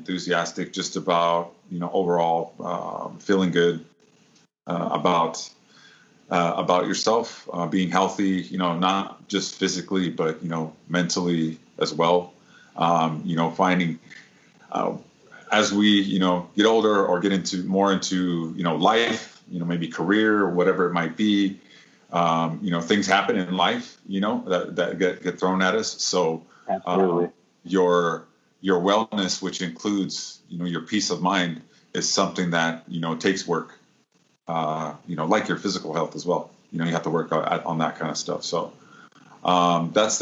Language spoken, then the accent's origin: English; Midwest, United States; now in San Diego, United States; I'm originally from the Midwest, but I have lived in San Diego actually more than half of my life now